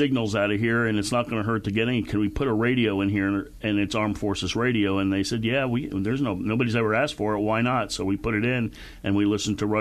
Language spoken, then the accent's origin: English; Connecticut, United States; I grew up outside New York in Connecticut